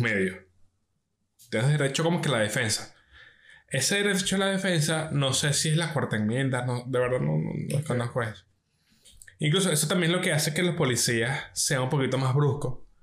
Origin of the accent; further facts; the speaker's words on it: Venezuela; como venezolano